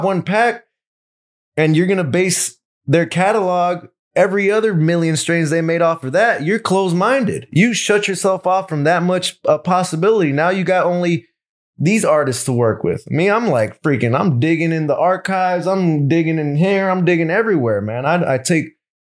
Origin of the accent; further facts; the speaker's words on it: Los Angeles, California, United States; I'm from South Central Los Angeles